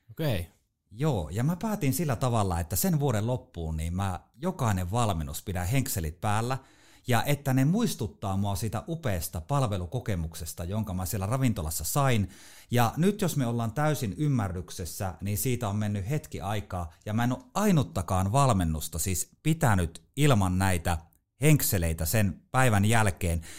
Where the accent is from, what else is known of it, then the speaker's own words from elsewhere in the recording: Haapajärvi, North Ostrobothnia, Finland; mä oon Haapajärveltä kotosi Pohjois-Pohjanmaalta, eli se murre tulee sieltä. Mä en ole siis savolainen